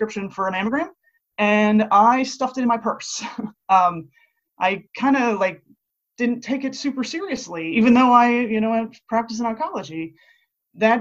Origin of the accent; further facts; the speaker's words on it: Latrobe, Pennsylvania, United States; moved away as an adult; also born or lived in Pittsburgh, Pennsylvania / Philadelphia, Pennsylvania; now in Tampa, United States; I grew up in Latrobe, Pennsylvania, which most people know as Mr. Rogers' neighborhood.